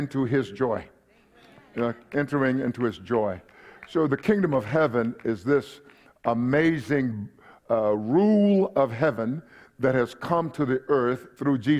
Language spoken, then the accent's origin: English; Palestine, Texas, United States; also born or lived in Kingsville, Texas; When I was a young man, I grew up in East Texas, Palestine